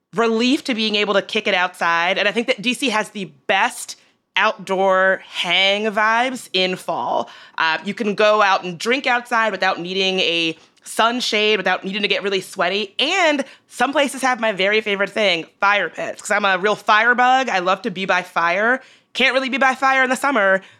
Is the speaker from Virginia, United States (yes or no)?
yes; Richmond, Virginia, United States; now in Washington, D.C., United States; I grew up in Richmond